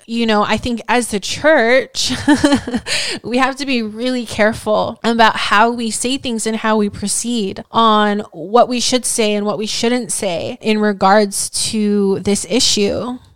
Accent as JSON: {"language": "English", "region": "Hawaii", "country": "United States", "tie": "born or raised there", "moved": "yes", "said": "growing up in Hawaii"}